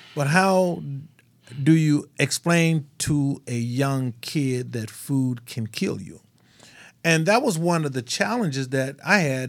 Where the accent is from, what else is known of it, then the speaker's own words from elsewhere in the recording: Mississippi, United States; I grew up in Mississippi. We just dirt poor